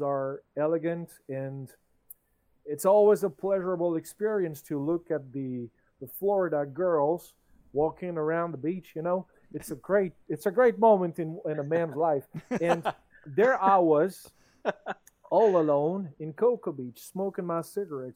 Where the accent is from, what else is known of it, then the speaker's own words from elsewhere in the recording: France; English is a second language; I'm the French guy here, and English is in my mother language